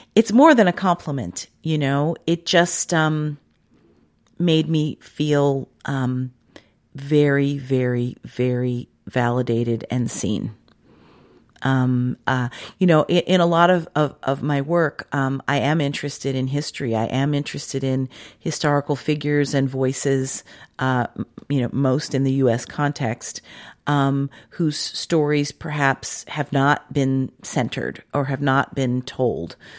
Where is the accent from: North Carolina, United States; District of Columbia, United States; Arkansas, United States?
District of Columbia, United States; Washington; moved away; I grew up in Washington, D C, and it didn't get cold like that.